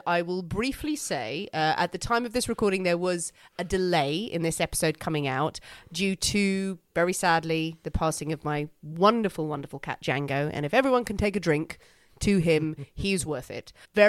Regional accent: Ireland; I'm Irish Catholic.

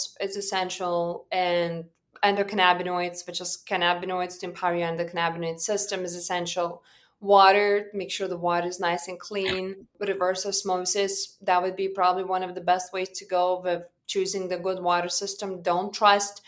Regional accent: Lithuania; moved away; I was born and raised back home in Lithuania

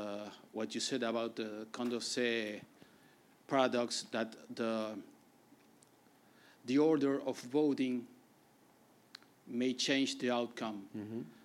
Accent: Argentina; moved away as an adult; from Argentina.

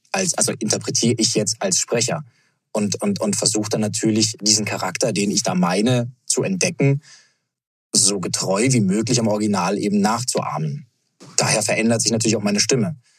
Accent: Munich, Bavaria, Germany; München, meine Heimat

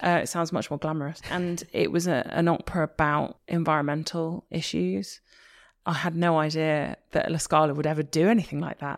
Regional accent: Liverpool, North West England, United Kingdom; I'm from Liverpool

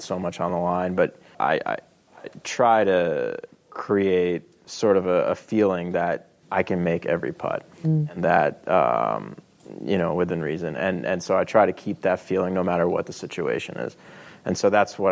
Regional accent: New York, United States; moved away; I'm originally from New York

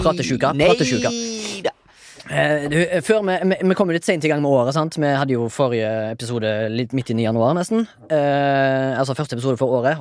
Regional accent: Haugesund, Rogaland, Norway; jeg kommer fra Haugesund

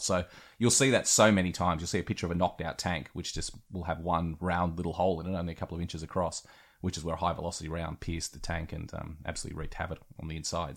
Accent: West Wyalong, New South Wales, Australia; moved away; being from a small country town myself, hello to West Wyalong out in New South Wales

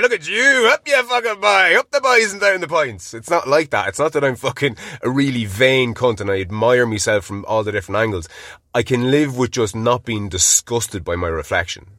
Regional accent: Ireland; being Irish

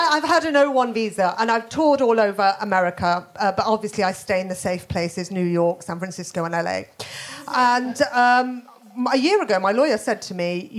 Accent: Birmingham, West Midlands, United Kingdom; moved away; I'm from Birmingham. Obviously, I don't live there anymore

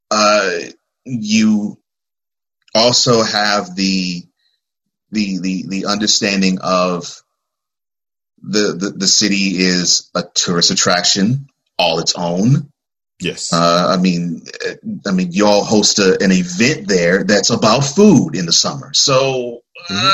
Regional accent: Houston, Texas, United States; I grew up in Houston, which is a city that's not not as big, but very close to as big as Chicago.

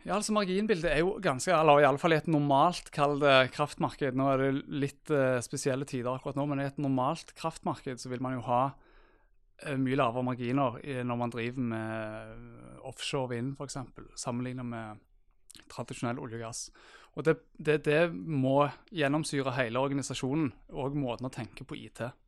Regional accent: Stavanger, Rogaland, Norway; Far til to bosatt i Stavanger og er fra Stavanger, som kanskje dialekten min eh, røper

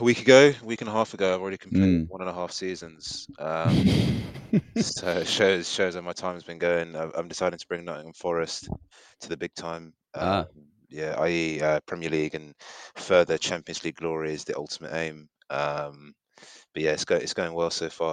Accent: Nigeria; I'm also Nigerian as well.

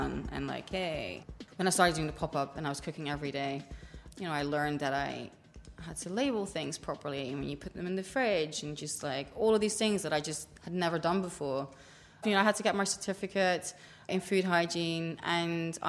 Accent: Netherlands; moved away as an adult; now in London, United Kingdom; I grew up in Holland and grew up around pickles

